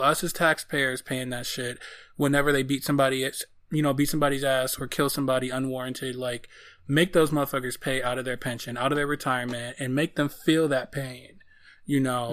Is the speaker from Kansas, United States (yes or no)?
no; Detroit, Michigan, United States; I am from Detroit